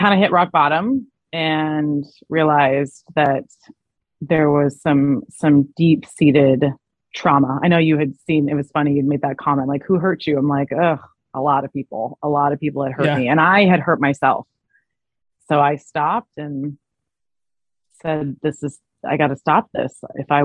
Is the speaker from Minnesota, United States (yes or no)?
no; Arizona, United States; It was in Arizona, which was my hometown